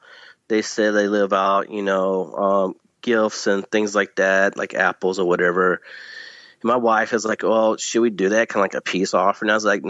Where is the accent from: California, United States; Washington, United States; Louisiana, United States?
Louisiana, United States; Northeast; now in East Texas, United States; I grew up in Northeast Louisiana in a rural area